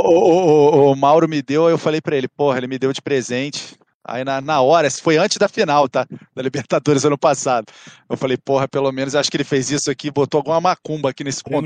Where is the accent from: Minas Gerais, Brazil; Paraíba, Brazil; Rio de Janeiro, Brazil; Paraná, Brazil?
Rio de Janeiro, Brazil; Sou, sou do Rio, capital